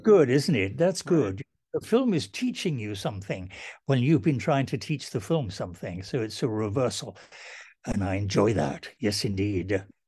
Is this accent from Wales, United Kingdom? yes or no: yes; Welsh, Wales, United Kingdom; I'm Welsh and the Welsh believed in educational necessity